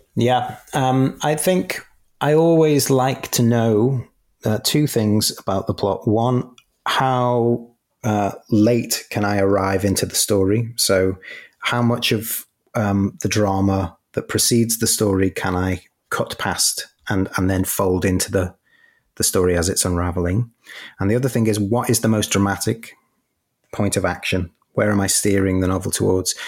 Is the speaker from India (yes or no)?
no; Merseyside, North West England, United Kingdom; I grew up in Merseyside